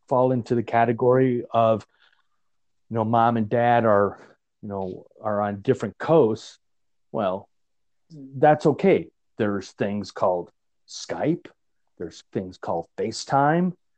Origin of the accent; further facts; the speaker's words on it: Chicago, Illinois, United States; now in Greeley, United States; growing up in Chicago